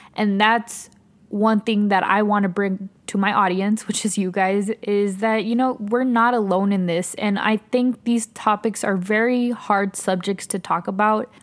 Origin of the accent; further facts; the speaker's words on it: El Paso, Texas, United States; moved away as an adult; now in Austin, United States; I'm originally from El Paso, Texas. I currently live in Austin, Texas